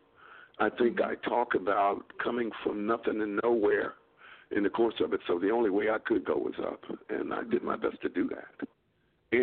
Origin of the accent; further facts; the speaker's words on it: Grand Rapids, Michigan, United States; moved away as an adult; also born or lived in Akron, Ohio; I was born and raised in Grand Rapids, Michigan.